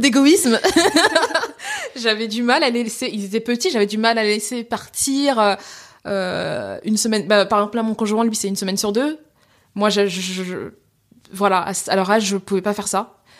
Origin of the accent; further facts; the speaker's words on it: France; also born or lived in Seine-Saint-Denis, France; je suis française d'origine sénégalaise